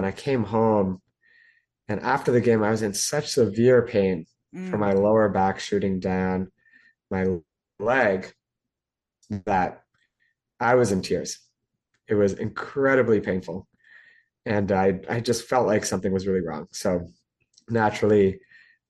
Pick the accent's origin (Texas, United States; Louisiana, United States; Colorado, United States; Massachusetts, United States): Massachusetts, United States; Lexington; moved away as an adult; also born or lived in Toronto; grew up outside of Boston, Massachusetts, in a town called Lexington